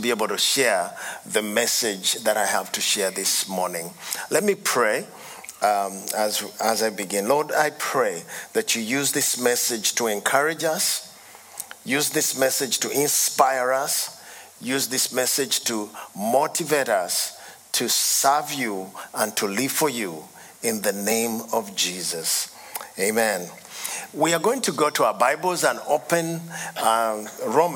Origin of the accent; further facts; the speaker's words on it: Uganda; I come from Uganda